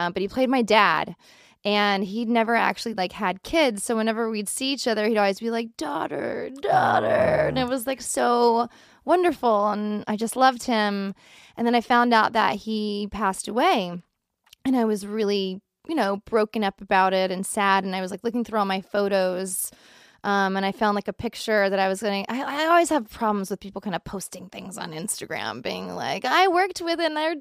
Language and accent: English; the South, United States; we grew up in the South